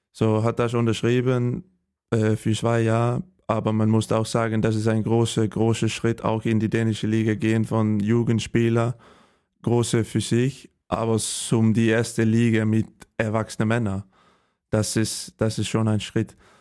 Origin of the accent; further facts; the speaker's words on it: Holstebro, Central Denmark Region, Denmark; German is a second language; moved away as an adult; also born or lived in Sønderjylland; now in Germany; ich bin äh, geboren in, äh, in Holstebro in Dänemark. Das ist am ähm, die, ähm, die Westseite und äh, ja auf dem Land, nicht in der Stadt